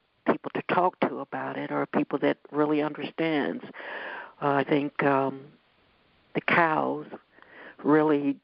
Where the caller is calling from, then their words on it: Ohio, United States; I'm calling from Ohio